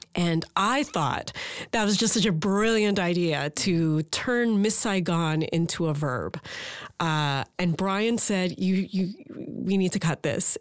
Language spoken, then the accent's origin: English; Port Moody, British Columbia, Canada; my hometown of Port Moody, British Columbia